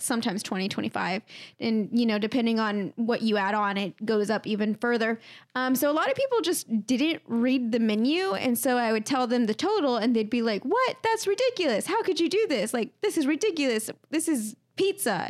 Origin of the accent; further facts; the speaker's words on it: Comfort, Texas, United States; my first job was at a pizza place in my hometown